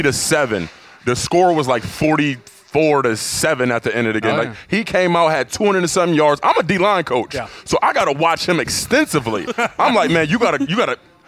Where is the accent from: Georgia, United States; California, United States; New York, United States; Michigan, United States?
New York, United States; Buffalo; I'm from Buffalo, New York.